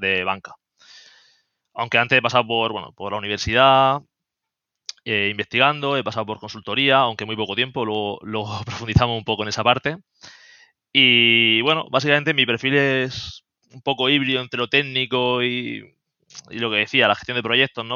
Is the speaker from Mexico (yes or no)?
no; Murcia, Region of Murcia, Spain; also born or lived in Germany / Seville; now in Madrid, Spain; soy de Murcia, aunque estoy viviendo en Madrid